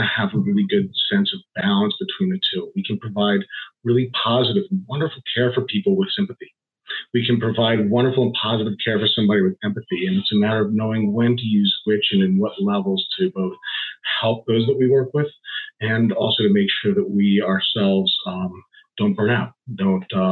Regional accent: Washington, District of Columbia, United States; moved away as an adult; also born or lived in Arizona; now in East Lansing, United States; I'm originally a Washington, D.C. native and transplant to Michigan. I came out here in about 2014.

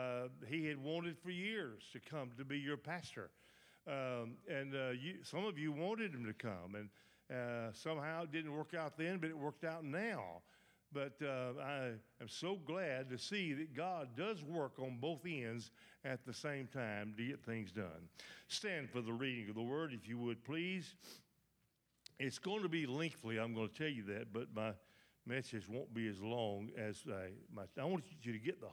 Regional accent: Bradley, Sturgis and Longview, Mississippi, United States; living close by and growing up around Bradley and Sturgis and Longview.

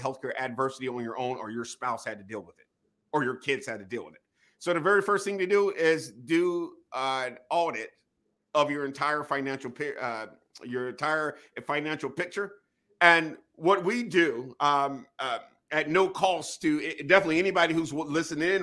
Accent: Wilmington, North Carolina, United States; moved away as an adult; also born or lived in Northern Virginia; Born and raised in Wilmington, North Carolina

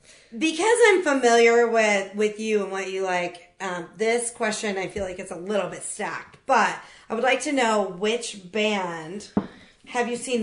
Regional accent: Topeka, Kansas, United States; I grew up in Topeka, Kansas.

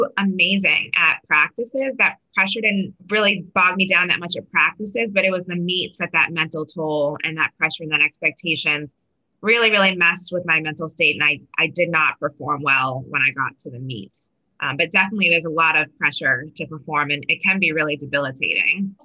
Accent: Waltham, Massachusetts, United States; in Waltham, where I grew up in Massachusetts

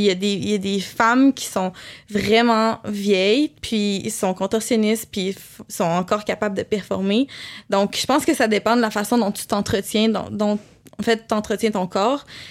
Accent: Quebec City, Quebec, Canada; je viens de Québec, fait que là, je suis à Montréal

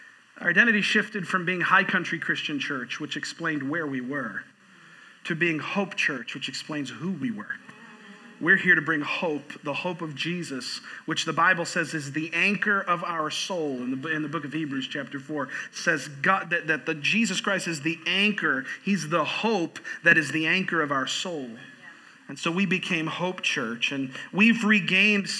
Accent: Florida, United States; moved away as an adult; also born or lived in New York; now in Boone, United States; I was born in New York and I was raised in Florida

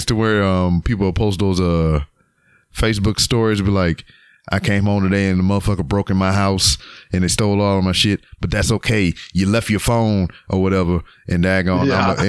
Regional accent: Louisiana, United States; now in Houston, United States; I'm from Louisiana originally, but I just happen to live in Texas.

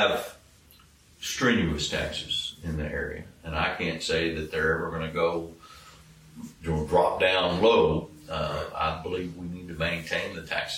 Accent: Taylor, United States; when I grew up in Taylor

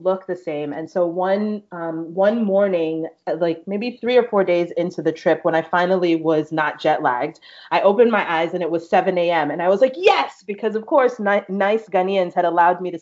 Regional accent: New York, United States; I'm from New York. I consider myself Black American. I'm from New York, but my mom is from Belize

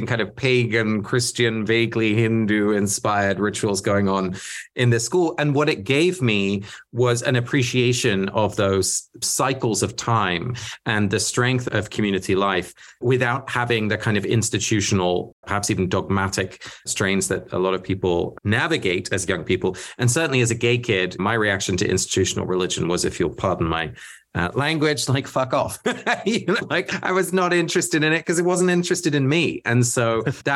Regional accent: England, United Kingdom; first language Dutch; English is a second language; I grew up in England. My parents are both Dutch. So I was a Dutch-speaking little kid in England

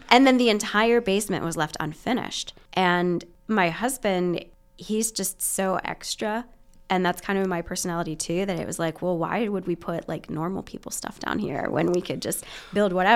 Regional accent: Western Maryland, United States; moved away as an adult; also born or lived in Virginia / Pennsylvania; now in Muncie, Indiana, United States; I was born in Virginia and spent most of my childhood in Maryland, Western Maryland.

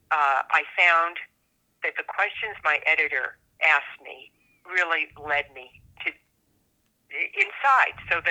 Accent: Northern California, United States; also born or lived in Washington, D.C. area; now in New Mexico, United States; I grew up in Northern California, but I spent a lot of time on the East Coast in the Washington, D.C. area

